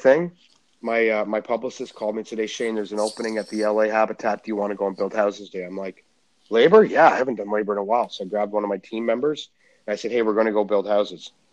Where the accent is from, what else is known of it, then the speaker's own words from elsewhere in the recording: Canada; I'm Canadian